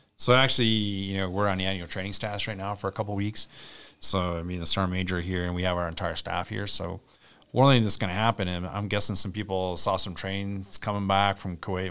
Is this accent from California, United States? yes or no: no; Little Falls, Minnesota, United States; I grew up on Little Falls